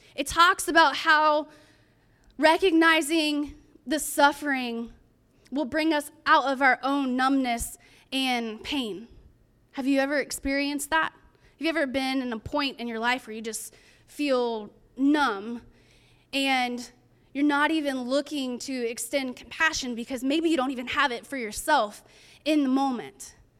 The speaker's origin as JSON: {"language": "English", "region": "California", "country": "United States", "said": "I'm from California"}